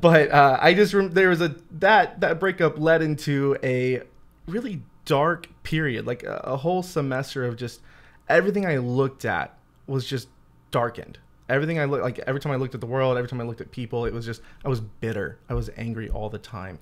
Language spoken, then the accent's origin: English; Louisiana, United States; moved away as an adult; also born or lived in Steubenville, Ohio / Columbus, Ohio; I'm originally from Louisiana.